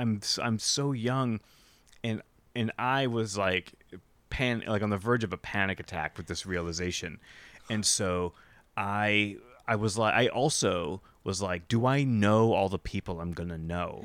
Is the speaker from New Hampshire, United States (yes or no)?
yes; New Hampshire, United States; moved away; I grew up in New Hampshire